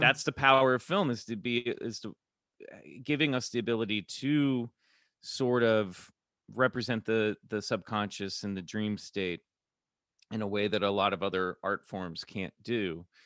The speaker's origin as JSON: {"language": "English", "town": "Kansas City", "region": "Missouri", "country": "United States", "tie": "born or raised there", "also_born_or_lived": "Colorado / Minnesota", "said": "I grew up in Kansas City, but I was born in Colorado, then mo-, my family moved to Minnesota"}